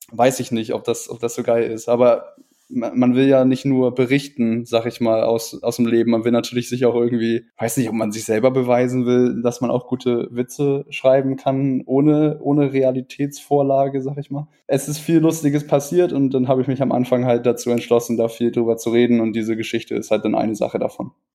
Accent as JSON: {"language": "German", "region": "Northern Germany", "country": "Germany", "said": "ich komme aus Norddeutschland"}